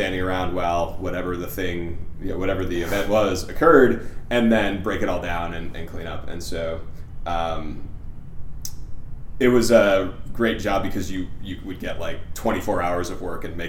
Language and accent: English; Plymouth, Massachusetts, United States; A town called Plymouth, Massachusetts.